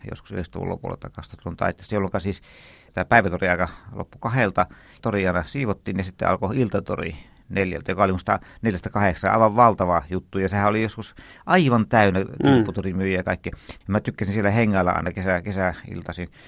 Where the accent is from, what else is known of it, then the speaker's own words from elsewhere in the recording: Turku, Southwest Finland, Finland; Minähän olen turkulainen.